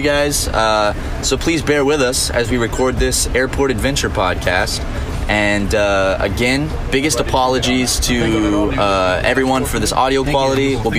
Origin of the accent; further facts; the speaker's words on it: Charleston, United States; my hometown of Charleston.